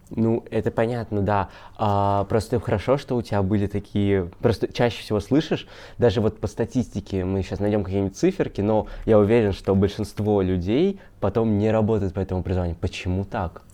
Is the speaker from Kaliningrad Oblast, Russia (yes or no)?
yes; Kaliningrad, Kaliningrad Oblast, Russia; я из Калининграда